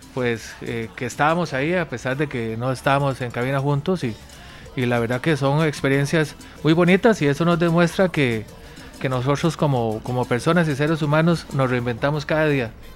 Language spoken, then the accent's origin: Spanish; Costa Rica; las raíces de nosotros como costarricenses